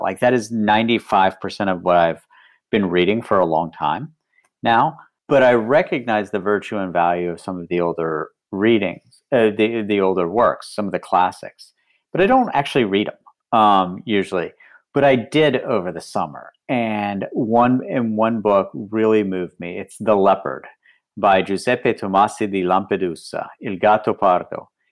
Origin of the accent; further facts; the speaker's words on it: West Virginia, United States; moved away; I grew up in West Virginia